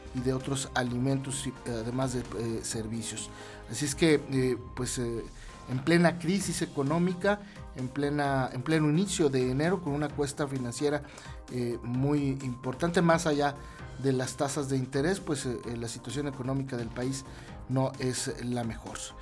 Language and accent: Spanish; Mexico; nuestro país